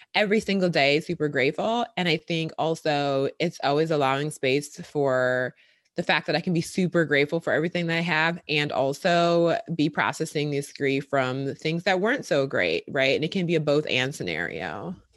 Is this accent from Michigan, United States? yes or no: no; Milwaukee, Wisconsin, United States; moved away as an adult; now in Brooklyn, United States; I'm from Wisconsin, from Milwaukee, born and raised there, went to college there